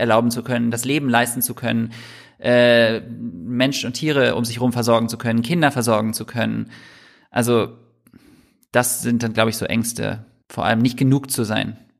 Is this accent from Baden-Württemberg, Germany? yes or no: no; Düsseldorf, North Rhine-Westphalia, Germany; moved away as an adult; now in Hamburg, Germany; Ich bin in Düsseldorf ähm, aufgewachsen